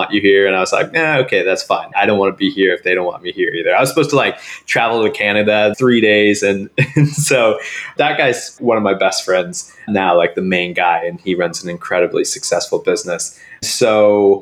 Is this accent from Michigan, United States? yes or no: no; Springfield, Missouri, United States; I grew up in Springfield, Missouri